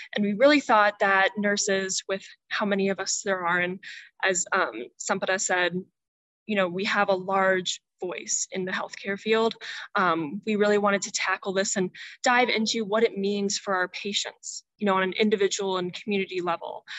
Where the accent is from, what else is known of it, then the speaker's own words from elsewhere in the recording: Indianapolis, Indiana, United States; I'm from Indianapolis, Indiana